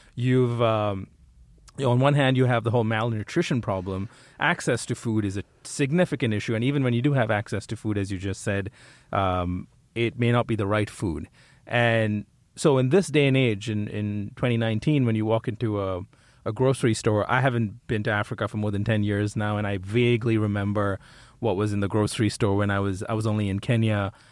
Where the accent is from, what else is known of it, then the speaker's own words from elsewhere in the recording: India; moved away; I, I grew up in India.